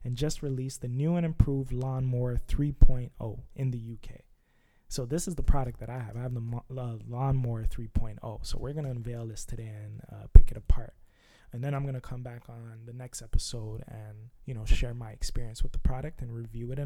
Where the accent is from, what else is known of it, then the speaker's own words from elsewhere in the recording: Canada; I'm from Canada